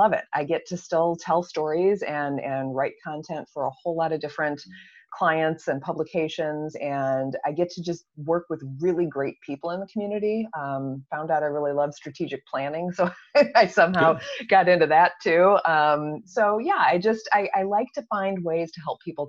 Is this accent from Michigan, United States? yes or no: yes; East Lansing, Michigan, United States; I grew up in East Lansing and went to LCC and Michigan State